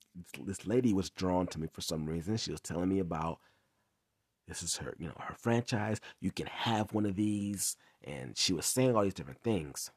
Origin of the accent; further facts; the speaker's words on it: Inglewood, California, United States; also born or lived in Long Beach, California; that's where I'm from, I'm from Inglewood. So, I moved back to Inglewood, California